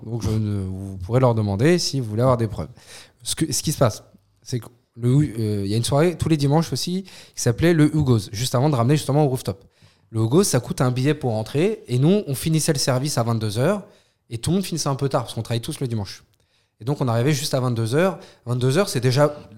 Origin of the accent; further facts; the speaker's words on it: France; je suis français